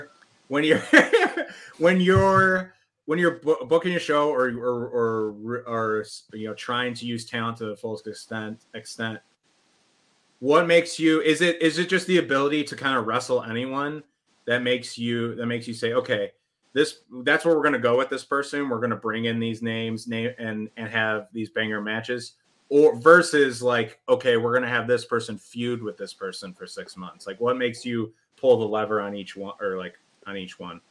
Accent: west suburb of Chicago, Illinois, United States; I'm from a west suburb, but I lived in the city for like eight eight ish years, maybe more

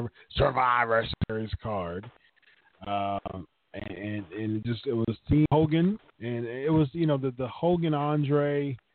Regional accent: Ohio, United States; that was in my home state, Richfield

